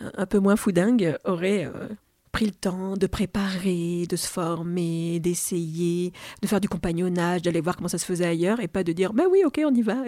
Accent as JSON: {"language": "French", "country": "France", "tie": "born or raised there", "also_born_or_lived": "Algeria", "second_language": "French", "said": "je suis née en Algérie, je suis née en France quand j'avais deux ans, donc c'était quand même un, déracinement. Hein. Je suis arrivée en maternelle, je parlais pas le français"}